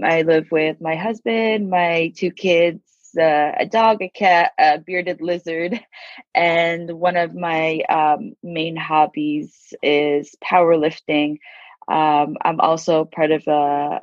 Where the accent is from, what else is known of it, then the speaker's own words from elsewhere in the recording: Abu Dhabi, United Arab Emirates; now in California, United States; I was born and raised in Abu Dhabi